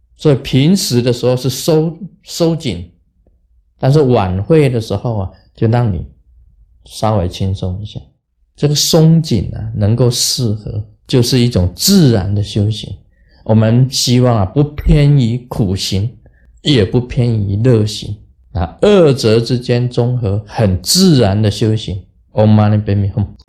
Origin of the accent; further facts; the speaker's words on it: Taiwan; 我们台湾人